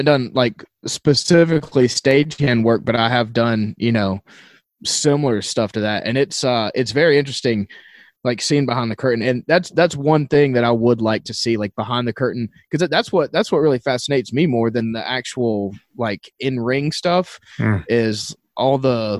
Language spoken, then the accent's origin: English; St. Louis, Missouri, United States; I'm from Missouri, like St. Louis. I love the Cardinals.